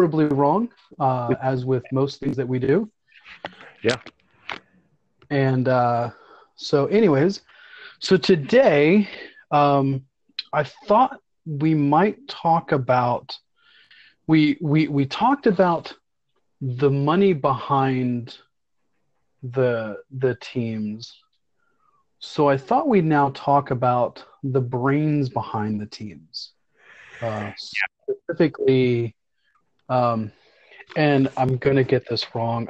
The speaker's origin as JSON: {"language": "English", "region": "the South", "country": "United States", "tie": "born or raised there", "said": "growing up in America and in the South"}